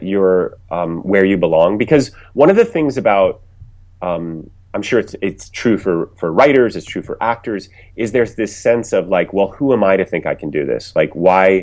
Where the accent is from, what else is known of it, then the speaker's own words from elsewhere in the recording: Ohio, United States; moved away as an adult; also born or lived in New York / Los Angeles; I was coming from Ohio. I didn't know anyone in the business